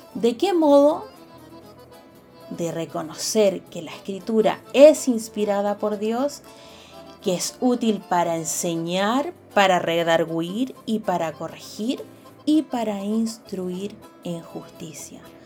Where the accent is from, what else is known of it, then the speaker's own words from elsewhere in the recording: Chile; como buenos patriotas chilenos